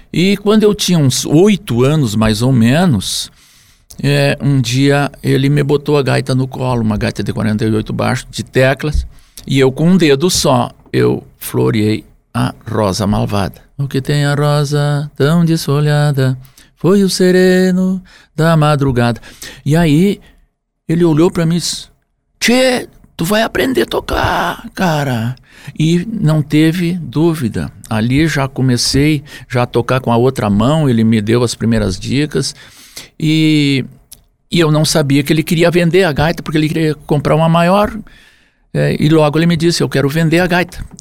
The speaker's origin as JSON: {"language": "Portuguese", "town": "Jari", "region": "Rio Grande do Sul", "country": "Brazil", "tie": "born there", "said": "lá no município hoje de Jari, que foi onde eu nasci, antes era Tupanciretã"}